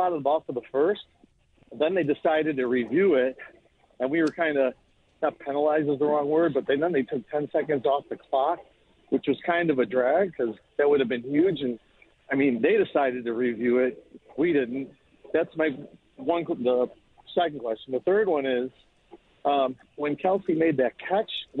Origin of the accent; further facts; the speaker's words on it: Buffalo, New York, United States; now in Connecticut, United States; I'm from Buffalo, from the west side